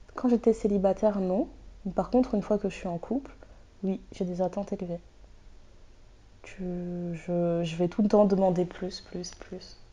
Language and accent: French; France; je suis française